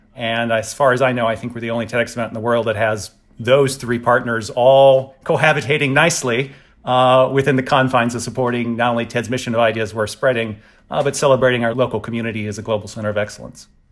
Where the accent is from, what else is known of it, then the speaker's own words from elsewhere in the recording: the South, United States; I'm from the South, and it's, we're very sort of traditional